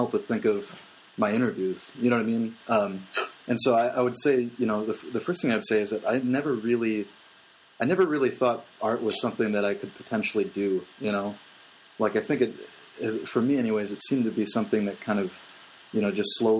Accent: Roselle, Illinois, United States; I grew up in Roselle

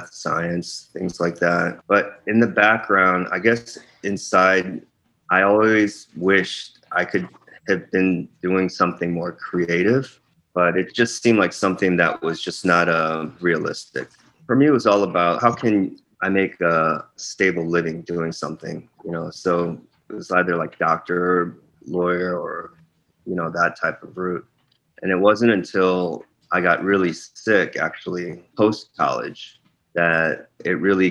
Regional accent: Chicago, Illinois, United States; also born or lived in Korea; I grew up in Korea, lived in Chicago when I was 3. I grew up in the Chicago area, most of my growing up in the suburbs there, like the west suburbs

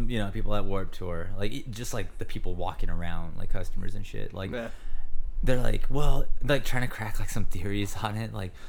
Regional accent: California, United States; I'm from California

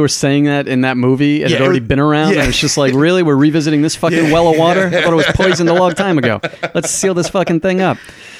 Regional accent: New York City, New York, United States; now in Austin, United States; because I'm from Staten Island.

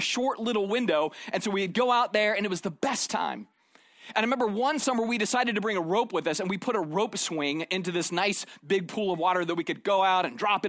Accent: Arizona, United States; moved away; I grew up in Arizona

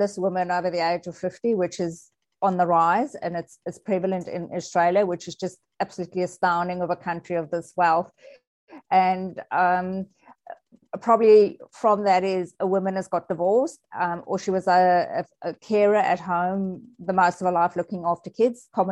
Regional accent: South Africa; I'm South African

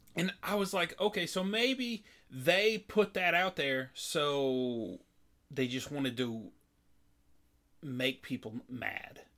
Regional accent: Kansas, United States; I'm from Kansas, K U K State, big time rivalry

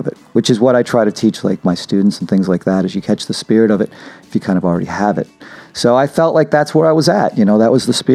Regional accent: Brockton, Massachusetts, United States; I'm from Brockton, from Massachusetts.

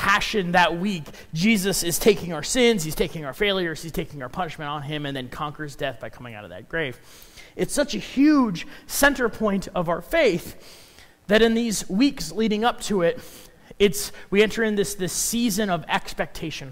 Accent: Chicago, Illinois, United States; also born or lived in Minnesota; now in Council Bluffs, United States; I grew up in Chicago. I moved from there to Minnesota.

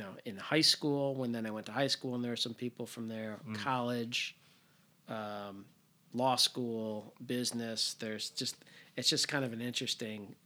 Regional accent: Northbrook, Illinois, United States; I grew up in Northbrook, small part of Northbrook that like went to New Trier

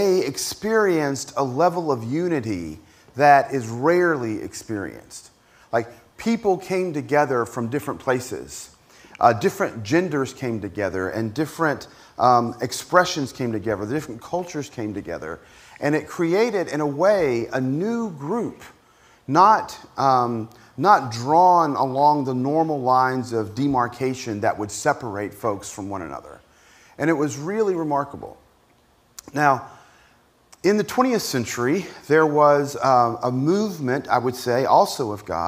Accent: Appalachian Mountains of Virginia, United States; moved away; I grew up in the Appalachian Mountains of Virginia

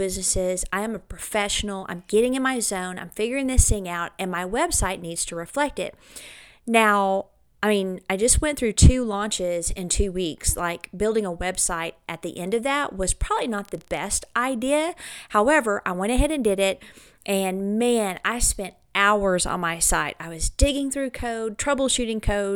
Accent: Clovis, New Mexico, United States; here in my hometown of Clovis, New Mexico

